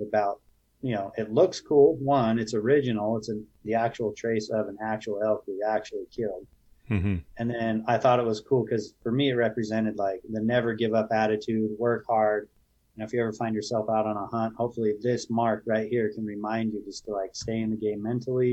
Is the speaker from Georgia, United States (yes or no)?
no; Utah, United States; growing up in Utah